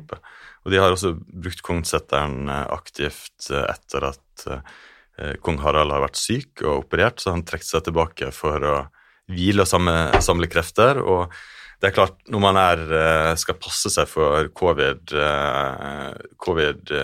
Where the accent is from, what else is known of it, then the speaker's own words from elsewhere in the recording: Stranda municipality, Sunnmøre, Møre og Romsdal, Norway; vokst opp i eh, denne kommunen hvor ja. Geiranger ligger.